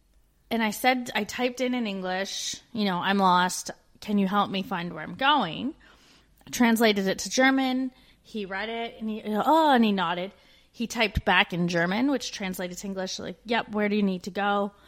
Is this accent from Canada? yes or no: yes; Canada; moved away as an adult